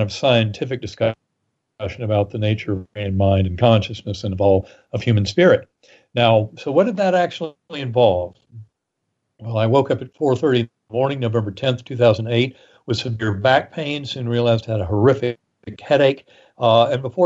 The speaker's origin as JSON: {"language": "English", "region": "North Carolina", "country": "United States", "tie": "born or raised there", "moved": "yes", "said": "in the Methodist Church growing up in North Carolina"}